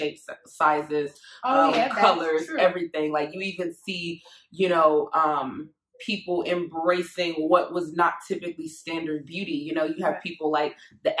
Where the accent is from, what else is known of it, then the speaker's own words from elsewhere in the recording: Jamaica; I'm Jamaican